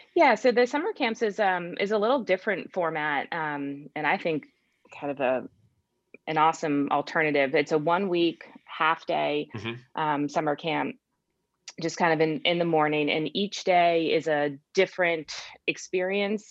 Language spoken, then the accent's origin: English; Cape Cod, Massachusetts, United States; moved away; i grew up in cape cod massachusetts